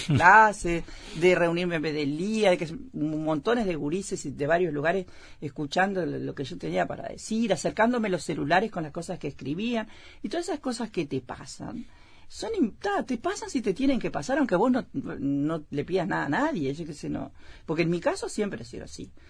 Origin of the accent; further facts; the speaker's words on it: Melo, Cerro Largo, Uruguay; moved away as an adult; also born or lived in San José / Piriápolis; en Melo, donde yo nací, me crié, inclusive me crié en frontera